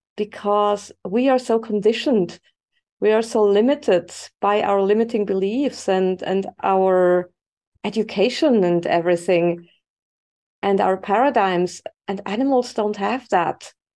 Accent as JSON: {"language": "English", "country": "Switzerland", "tie": "born or raised there", "also_born_or_lived": "Spain", "moved": "as an adult", "said": "I was born and raised in Switzerland"}